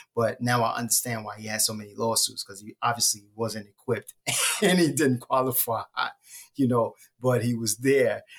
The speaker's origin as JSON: {"language": "English", "town": "New York City", "region": "New York", "country": "United States", "tie": "born or raised there", "said": "So I'm from Brooklyn, um, and I was born in Bedford Stuyvesant."}